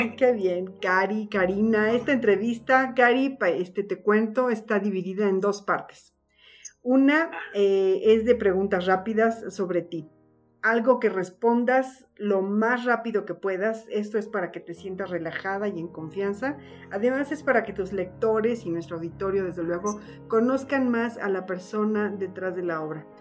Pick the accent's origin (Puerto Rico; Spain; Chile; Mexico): Mexico; Los mexicanos somos muy cálidos